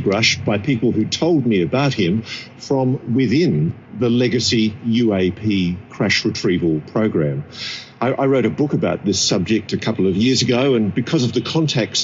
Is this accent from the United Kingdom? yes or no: no; Australia; I'm an Australian